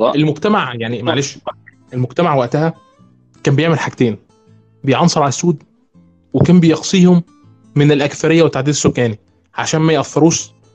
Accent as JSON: {"language": "Arabic", "country": "Egypt", "said": "عندنا في مصر في نوبيين"}